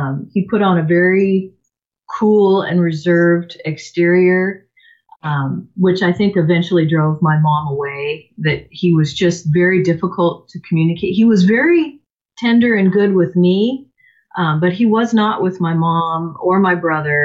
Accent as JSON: {"language": "English", "town": "Seattle", "region": "Washington", "country": "United States", "tie": "born or raised there", "said": "I was born in the Seattle area, so I am a native. I grew up in a family of four"}